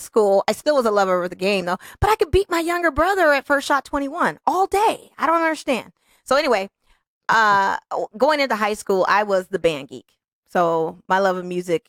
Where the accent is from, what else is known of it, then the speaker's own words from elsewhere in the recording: Las Vegas, Nevada, United States; I'm born and raised in Las Vegas